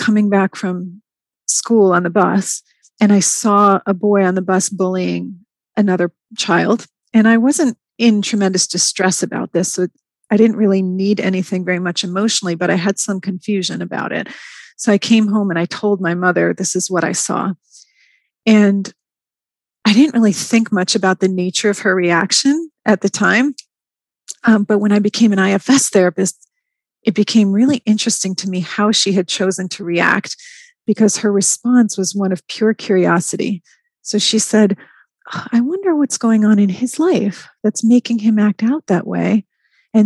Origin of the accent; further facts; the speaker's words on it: New York, United States; moved away as an adult; now in Atlanta, United States; I moved from New York. That's where I had grown up